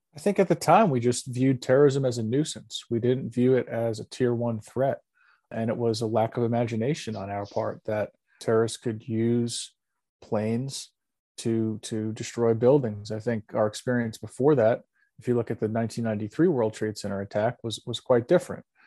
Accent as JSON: {"language": "English", "region": "New York", "country": "United States", "said": "I'm a New Yorker"}